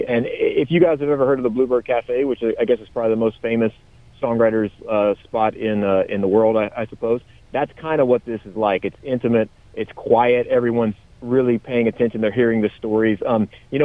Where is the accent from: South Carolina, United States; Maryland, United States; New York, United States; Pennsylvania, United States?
South Carolina, United States; I grew up in South Carolina, and in South Carolina, we have all these little beach towns.